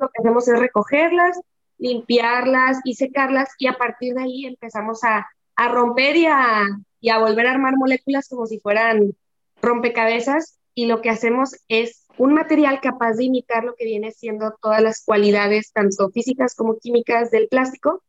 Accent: Mazatlán, Sinaloa, Mexico; somos de Mazatlán

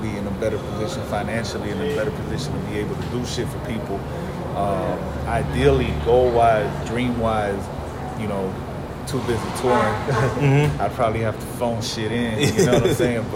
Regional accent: Miami, Florida, United States; growing up in Miami

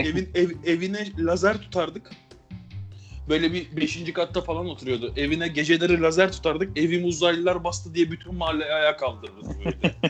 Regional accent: Rami, Istanbul, Turkey; Ben Ramiliyiz

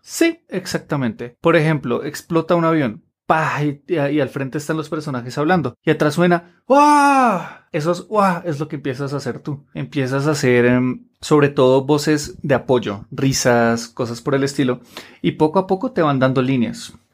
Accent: Colombia; en Colombia, específicamente en Bogotá, tenemos un doblaje fuerte

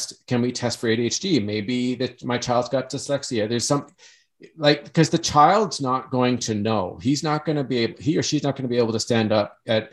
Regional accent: Canada; growing up in Canada

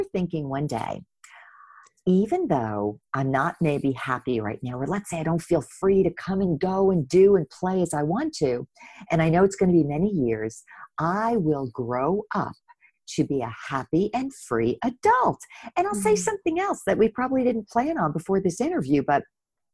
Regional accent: New Jersey, United States; my road started in New Jersey. I grew up right outside of New York City in a small 1 square mile town

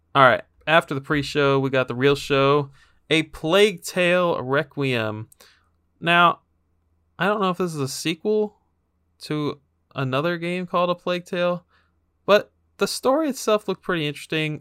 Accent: Texas, United States; my home state of Texas

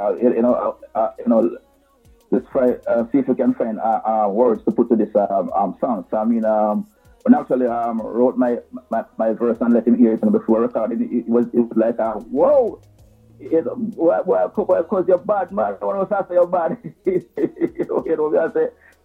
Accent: Saint Mary Parish, Jamaica; moved away as an adult; now in Kingston, Jamaica; I grew up in St. Mary, you know, went to what the primary school

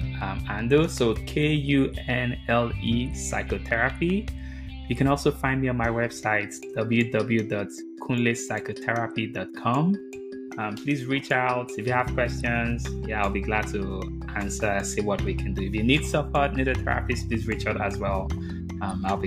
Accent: Nigeria; moved away as an adult; growing up in Nigeria, I never knew a profession like this existed.

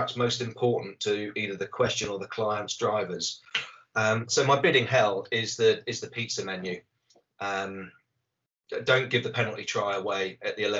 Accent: Somerset, South West England, United Kingdom; I hail from Somerset. So, yeah, I grew up with the M5 being constructed

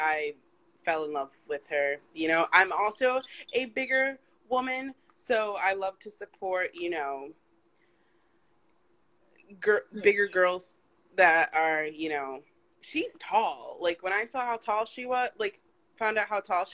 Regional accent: Midwest, United States; now in New York, United States; I'm originally from the Midwest area.

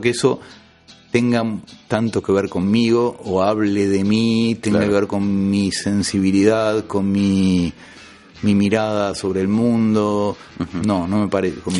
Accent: Argentina; moved away as an adult; also born or lived in France

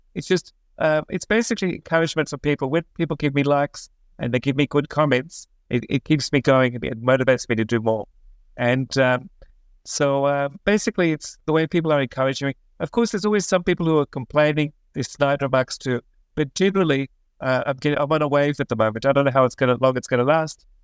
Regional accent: Australia; also born or lived in Israel; now in Jerusalem, Israel; I'm originally from Australia, but I've been living in Israel for about twenty-six years

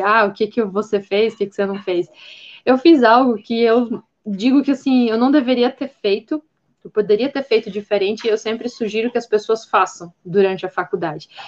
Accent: Blumenau, Santa Catarina, Brazil; now in Gaspar, Brazil; sou nascida em Blumenau, Santa Catarina, hoje eu moro em outra cidade, estou morando em Gaspar mas é, eu sempre morei numa área com bastante vegetação

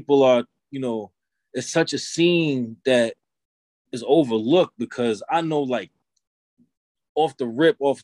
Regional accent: New York City, New York, United States; also born or lived in Long Island, New York; I was raised in the Bronx and in Long Island for most of my youth

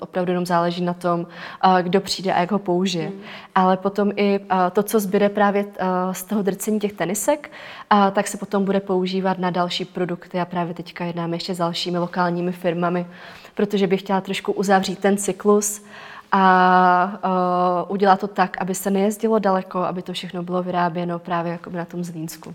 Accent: Czechia; u nás v Čechách

